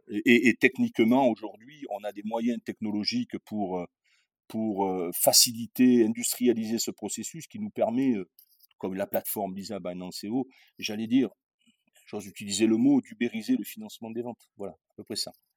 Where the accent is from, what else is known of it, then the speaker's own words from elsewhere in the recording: Châteauneuf-du-Pape, Provence-Alpes-Côte d'Azur, France; moved away; je suis, du sud de la France, je suis né à Châteauneuf-du-Pape, hein, à Avignon.